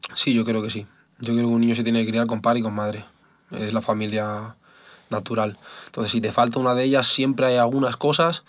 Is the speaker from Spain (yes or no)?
yes; Spain; yo soy español